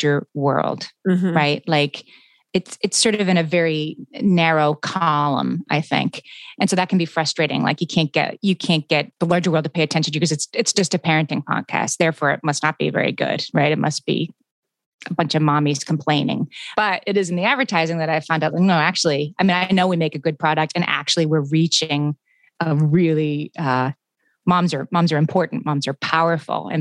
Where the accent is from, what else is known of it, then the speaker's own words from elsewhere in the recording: Scranton, Pennsylvania, United States; moved away; I'm from a small town, you know, I'm from Scranton, Pennsylvania, which is sort of a typical small town.